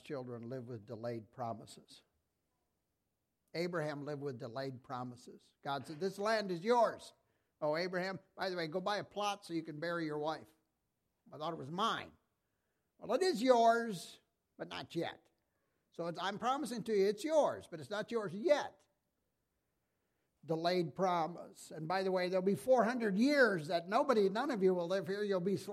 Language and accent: English; Iowa, United States; I'm from Iowa